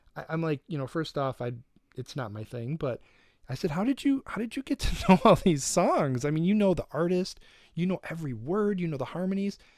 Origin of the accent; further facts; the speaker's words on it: Detroit, Michigan, United States; I'm from Detroit